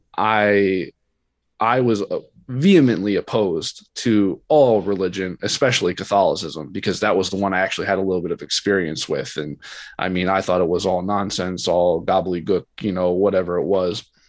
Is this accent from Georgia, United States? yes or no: no; Bradenton, Florida, United States; I grew up in Bradenton, Florida.